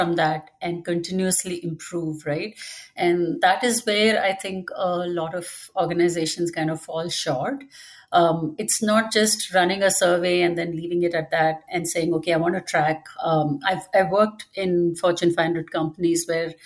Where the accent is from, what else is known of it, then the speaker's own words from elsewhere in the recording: India; moved away as an adult; now in Dallas, United States; I was raised in India